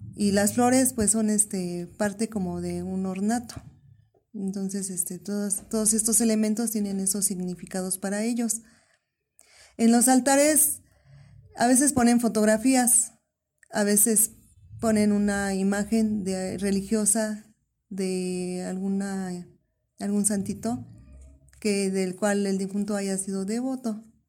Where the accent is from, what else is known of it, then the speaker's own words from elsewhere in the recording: Sierra region, Guerrero, Mexico; yo soy de Guerrero, de la región de la Sierra